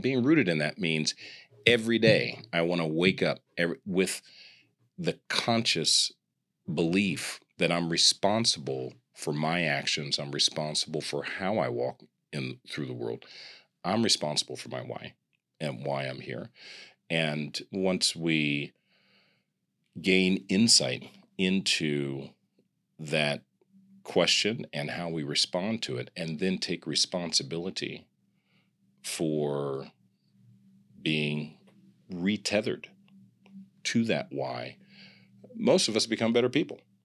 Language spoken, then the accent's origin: English; Kansas City, United States; also born or lived in Grinnell, Iowa; I'm from the Midwest. I'm from Kansas City